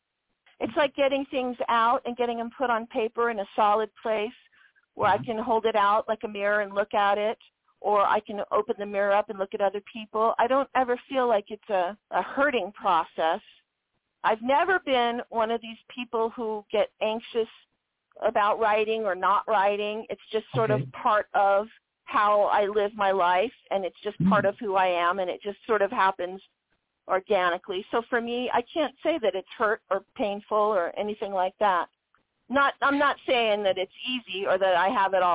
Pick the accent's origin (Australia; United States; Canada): United States; Long Beach, California; I grew up in Long Beach